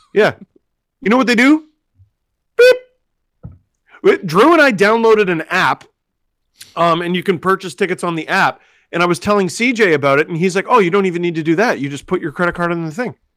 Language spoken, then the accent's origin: English; Toronto, Ontario, Canada; we grew up in Scarborough